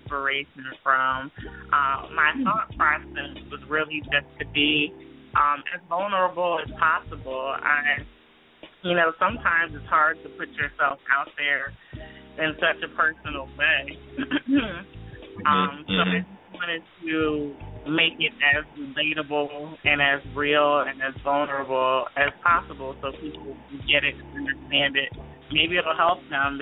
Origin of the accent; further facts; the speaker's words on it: New Jersey, United States; also born or lived in Philadelphia; now in Los Angeles, United States; I'm originally from South Jersey.